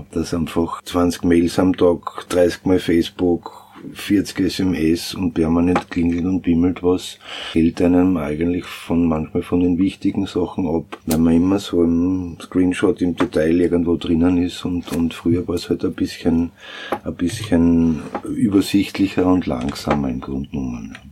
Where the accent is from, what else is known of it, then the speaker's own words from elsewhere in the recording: Styria, Austria; now in Vienna, Austria; Ich selber bin ja auch ein Landkind, bin auch kein Wiener, komme aus der Steiermark und bin eben seit 82 in Wien